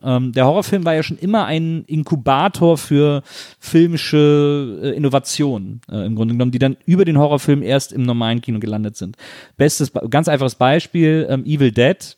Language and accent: German; Wesseling, North Rhine-Westphalia, Germany; als ich als Jugendlicher in Wesseling